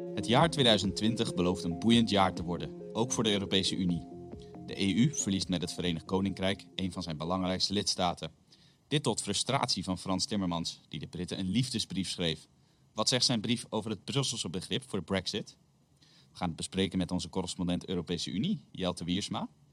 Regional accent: Netherlands; als Nederlanders

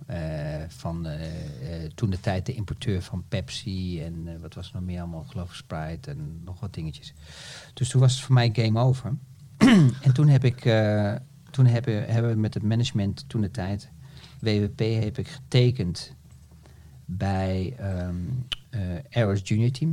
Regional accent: Netherlands; als Nederlander

